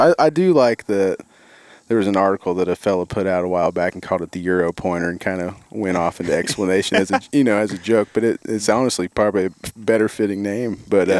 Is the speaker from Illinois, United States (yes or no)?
yes; Southern Illinois or Central Illinois, United States; I grew up in Southern Illinois or Central Illinois, depending on who you talk to or whose side you're on, I guess.